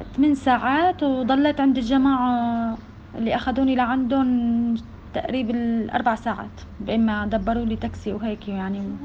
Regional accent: Syria; moved away as an adult; نحن عشرين واحد من سوريا

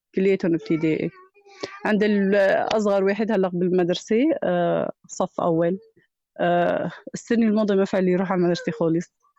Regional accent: Kafranbel, Idlib Governorate, Syria; moved away as an adult; also born or lived in Barisha camp; now in Barisha, Syria; كفرنبيل يعني بضيعتنا

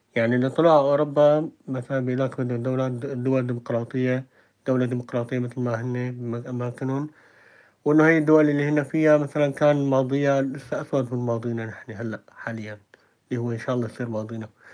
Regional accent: Syria; moved away; نحن كشعب سوري بالذات سوري

